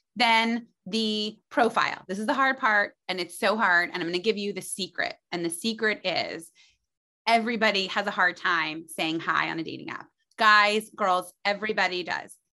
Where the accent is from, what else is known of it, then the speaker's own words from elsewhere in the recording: Indiana, United States; moved away as an adult; also born or lived in New York City; I was from Indiana.